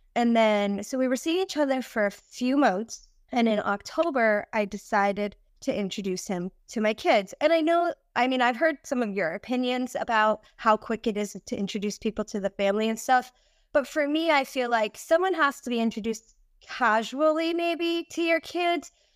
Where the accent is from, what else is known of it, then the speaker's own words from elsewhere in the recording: New England, United States; I'm from New England and we have a lot of little islands up here